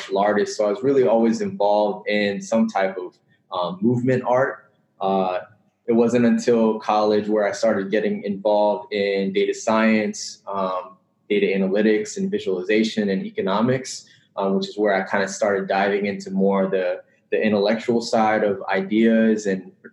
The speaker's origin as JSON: {"language": "English", "region": "Northern Virginia", "country": "United States", "tie": "born or raised there", "said": "I grew up in Northern Virginia, which is about 30 minutes away, less than 30 minutes away from DC."}